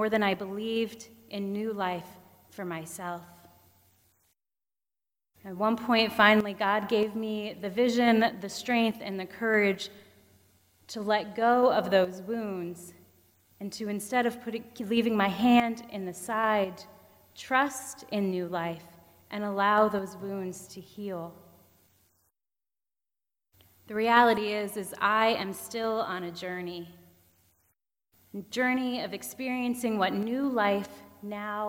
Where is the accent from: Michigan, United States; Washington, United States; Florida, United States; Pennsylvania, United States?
Pennsylvania, United States; moved away; Growing up in Pennsylvania, all our forests were really small